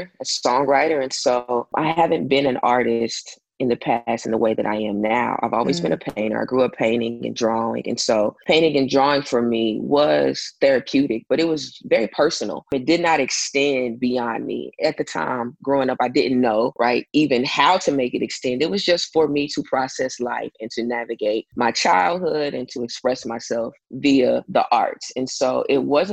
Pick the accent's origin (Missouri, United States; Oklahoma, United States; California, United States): Oklahoma, United States; Tulsa; from Tulsa, Oklahoma